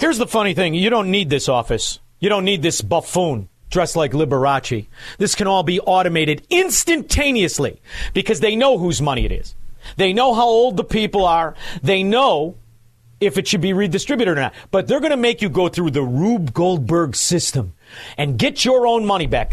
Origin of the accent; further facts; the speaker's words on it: Chicago, Illinois, United States; I'm from Chicago